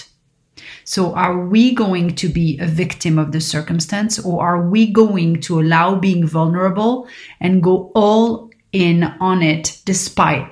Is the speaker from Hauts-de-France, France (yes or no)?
no; Paris, Île-de-France, France; growing up in Paris